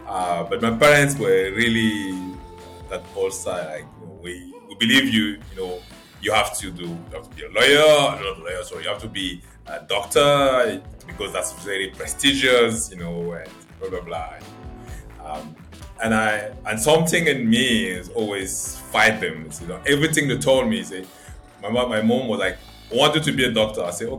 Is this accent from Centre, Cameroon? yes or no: yes; Yaoundé, Centre, Cameroon; English is a second language; I was moving a lot around Cameroon, but I think I spent the majority of my life growing up in Yaoundé. Yaoundé is the capital city of Cameroon.